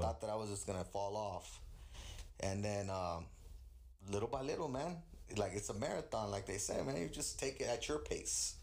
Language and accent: English; California, United States; also born or lived in Queens, New York; I was born in the East Coast, raised in the West